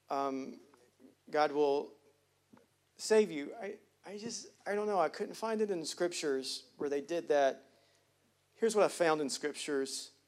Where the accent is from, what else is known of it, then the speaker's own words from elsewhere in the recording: the South, United States; I'm from Hughley. It don't get worse than that.